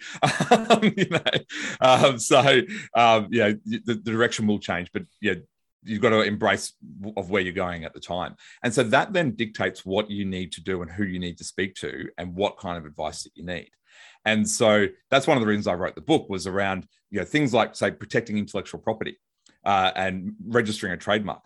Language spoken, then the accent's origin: English; Brisbane, Queensland, Australia; I'm a lawyer from Brisbane, Australia